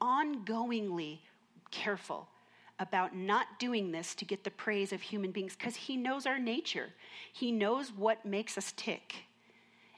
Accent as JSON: {"language": "English", "region": "Minnesota", "country": "United States", "tie": "born or raised there", "said": "I grew up in Minnesota"}